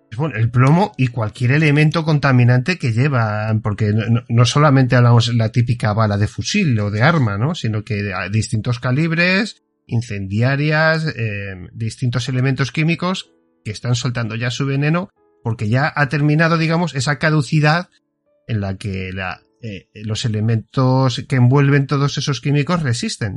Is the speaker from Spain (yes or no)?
yes; Spain; somos españoles